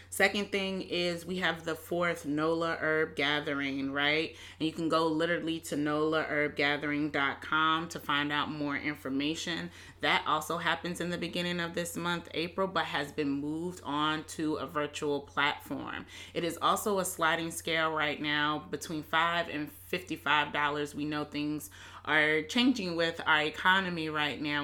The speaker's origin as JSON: {"language": "English", "town": "Hampton", "region": "Virginia", "country": "United States", "tie": "born or raised there", "said": "I'm from Hampton, Virginia."}